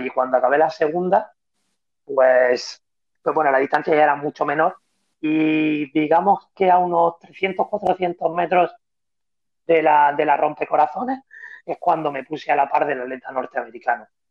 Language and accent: Spanish; Spain; soy el único atleta español que ha vencido en Boston